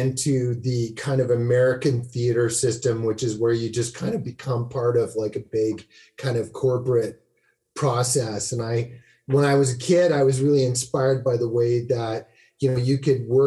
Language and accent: English; Saskatoon, Saskatchewan, Canada; also born or lived in North Carolina; I'm from Saskatoon.